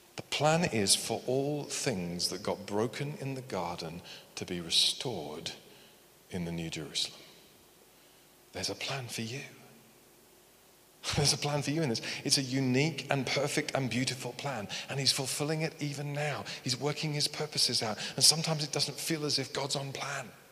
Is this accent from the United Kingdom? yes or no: yes; United Kingdom; we're very British